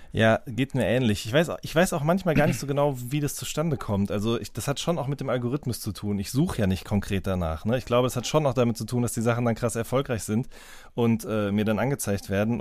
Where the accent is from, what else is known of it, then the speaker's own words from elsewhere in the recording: Ruhr area, North Rhine-Westphalia, Germany; ich komme ja auch aus dem Ruhrgebiet